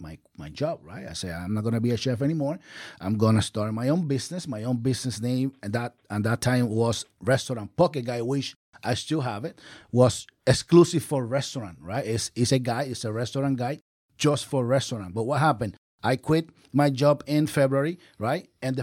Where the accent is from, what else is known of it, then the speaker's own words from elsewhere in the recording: Puerto Rico; moved away as an adult; also born or lived in Philadelphia; now in Orlando, United States; I am original from Puerto Rico. And when I moved here 10 years ago, I moved to Orlando 10 years ago.